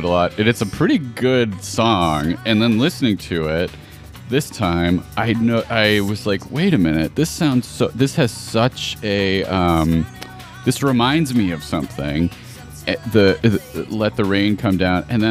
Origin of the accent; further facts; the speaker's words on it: Buffalo, New York, United States; my hometown